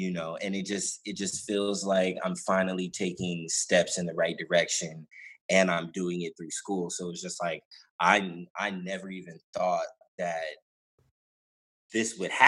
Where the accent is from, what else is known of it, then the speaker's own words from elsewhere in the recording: San Jose, California, United States; now in Stockton, United States; I grew up in San Jose